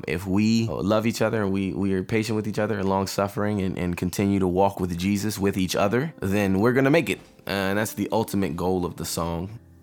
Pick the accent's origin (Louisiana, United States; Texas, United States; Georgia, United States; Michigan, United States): Georgia, United States; Riverdale; I'm from Riverdale which is right next door to East Point